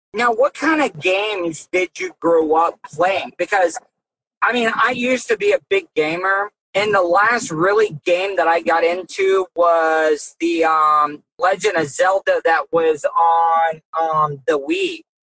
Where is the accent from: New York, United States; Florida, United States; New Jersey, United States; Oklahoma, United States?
Florida, United States; I was I was born and raised in Florida as well too